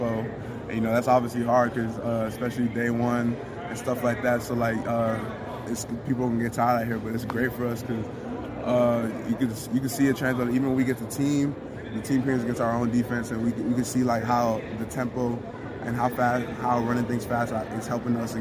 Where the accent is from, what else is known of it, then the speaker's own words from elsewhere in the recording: Milton, Georgia, United States; coming back to my hometown